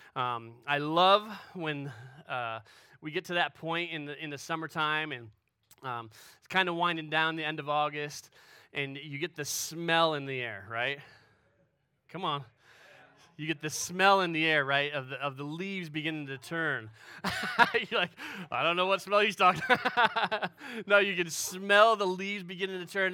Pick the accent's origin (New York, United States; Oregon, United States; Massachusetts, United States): New York, United States; Western; moved away as an adult; also born or lived in Pennsylvania / Illinois; I grew up in Western New York